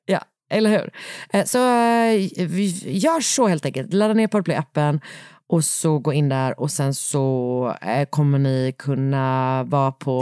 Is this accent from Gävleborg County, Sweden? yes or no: no; Gothenburg, Västra Götaland, Sweden; moved away; från min hemstad